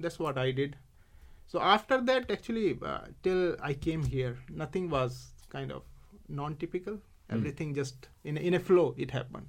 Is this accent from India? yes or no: yes; India; accent: Indian; English is a second language; moved away as an adult; I knew English. I could communicate in my typical Indian accent